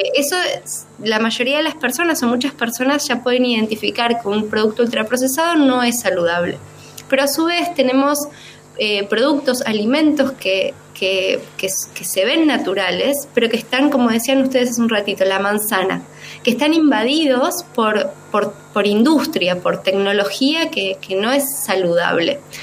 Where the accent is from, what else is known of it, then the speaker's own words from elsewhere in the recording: Bariloche, Río Negro, Argentina; now in Córdoba, Argentina; no nací en Córdoba, soy del sur, soy de Bariloche